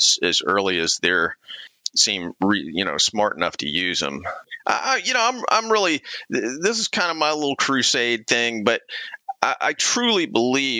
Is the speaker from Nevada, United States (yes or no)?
no; Clemson, South Carolina, United States; I grew up mostly in Clemson, South Carolina. My dad was a college professor, when I was early in my childhood, and so he taught at Clemson, we traipsed around to various colleges over the years, but mostly Clemson.